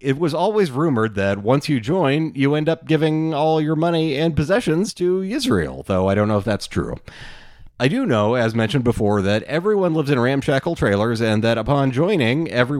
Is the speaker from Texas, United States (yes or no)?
yes; Abilene, Texas, United States; So I grew up in Abilene, Texas, as stated, right in the center of the state.